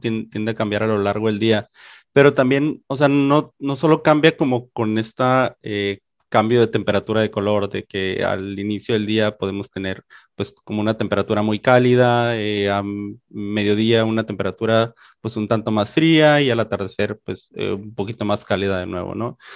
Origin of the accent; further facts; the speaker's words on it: Mexicali, Baja California, Mexico; moved away as an adult; originalmente soy de acá, de Mexicali, Baja California